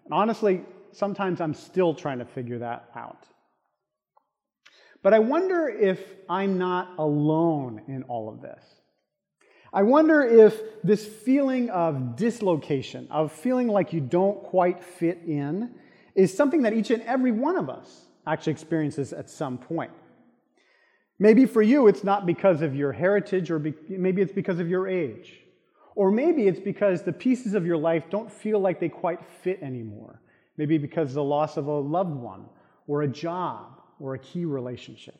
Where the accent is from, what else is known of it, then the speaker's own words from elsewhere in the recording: South Florida, United States; growing up in South Florida